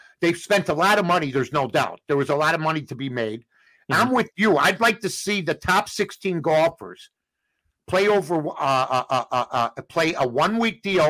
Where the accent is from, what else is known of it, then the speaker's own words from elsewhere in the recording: Chicago, Illinois, United States; my hometown